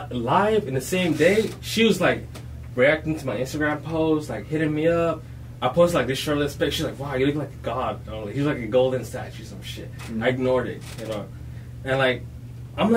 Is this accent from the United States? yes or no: no; Ghana; I'm from Ghana, Africa